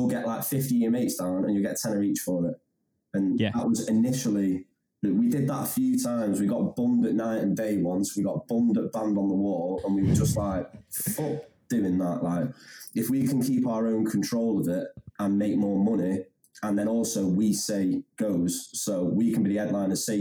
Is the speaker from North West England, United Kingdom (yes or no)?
yes; Handforth, North West England, United Kingdom; I'm from Hamforth, and I went to Wilmslow High School